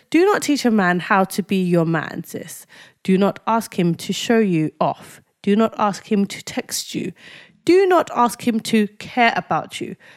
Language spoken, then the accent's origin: English; Nigeria; As a Nigerian, I've been brought up to trust the Irish